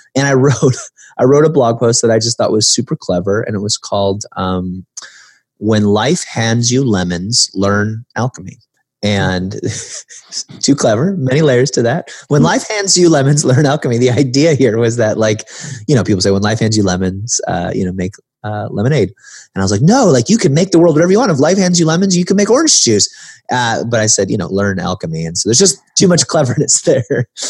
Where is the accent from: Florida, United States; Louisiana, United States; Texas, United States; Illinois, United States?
Illinois, United States; the Midwest; growing up in the Midwest, being kind of lower middle class